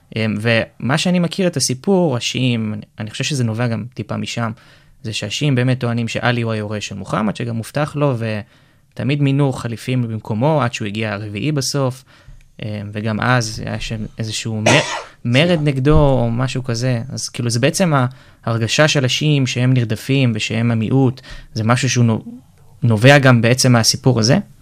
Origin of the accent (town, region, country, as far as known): Israel